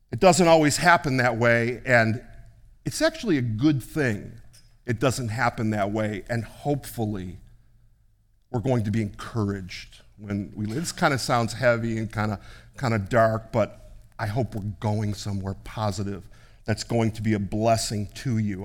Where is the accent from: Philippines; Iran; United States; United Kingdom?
United States; being an American